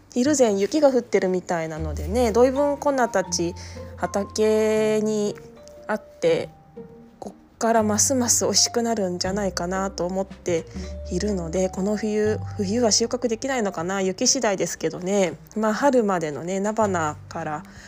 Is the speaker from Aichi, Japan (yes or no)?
no; Tokyo, Japan; now in Okayama, Japan; 私は東京都出身で